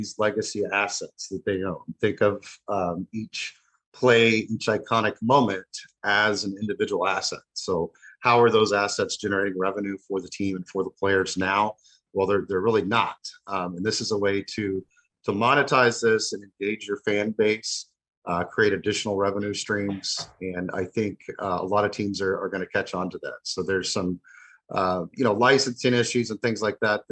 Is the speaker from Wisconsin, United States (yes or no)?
no; Dallas, Texas, United States; moved away as an adult; now in Merritt Island, United States; I was born and raised in the Metroplex. I actually just moved to Florida about a month ago